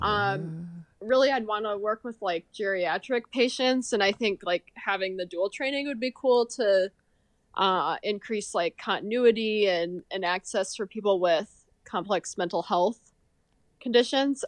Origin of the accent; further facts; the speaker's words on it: Marshall, Minnesota, United States; also born or lived in Texas; I'm from Marshall, Minnesota, like southwest corner of Minnesota, kinda smaller town